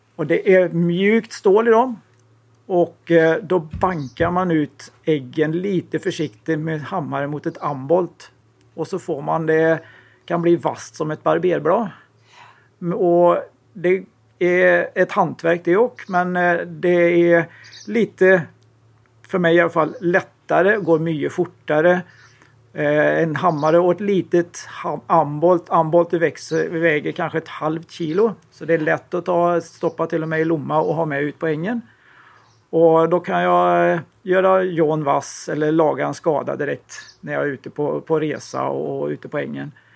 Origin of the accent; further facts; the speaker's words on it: Sweden; vi är några svenskar